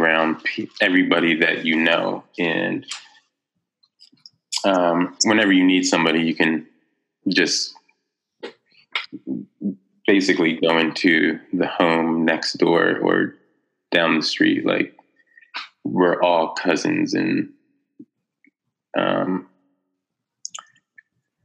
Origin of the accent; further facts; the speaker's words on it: North Preston, Nova Scotia, Canada; I grew up in North Preston. I lived there for most of my life.